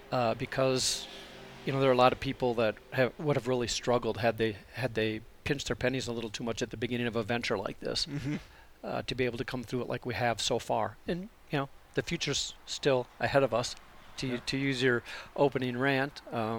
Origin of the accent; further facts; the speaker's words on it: South Dakota, United States; moved away as an adult; also born or lived in Atlanta, Georgia / Tampa, Florida / Austin, Texas; now in Pinetop, United States; I was born and raised in South Dakota.